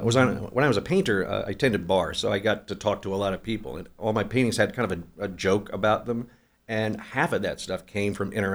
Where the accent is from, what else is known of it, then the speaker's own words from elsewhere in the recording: Oklahoma City, Oklahoma, United States; I grew up in Oklahoma City. I love our downtown.